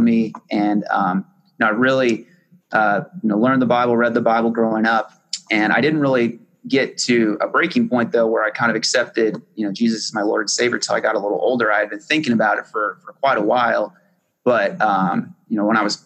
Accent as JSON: {"language": "English", "region": "Southwest", "country": "United States", "tie": "born or raised there", "also_born_or_lived": "Las Cruces, New Mexico / Tucson, Arizona", "said": "I grew up most of my life in either Arizona or New Mexico. So I grew up in a small town in Las Cruces, New Mexico, and then I also grew up in Tucson, Arizona"}